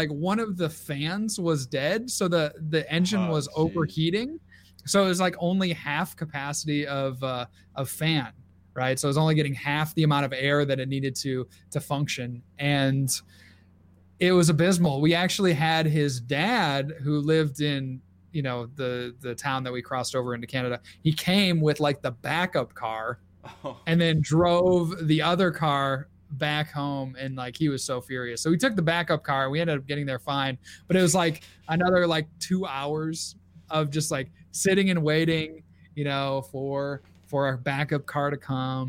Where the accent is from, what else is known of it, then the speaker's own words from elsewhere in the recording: Port Huron, Michigan, United States; grew up in Michigan and knew, you know, a couple guys from Michigan. So we were going to start and drive through my hometown of Port Huron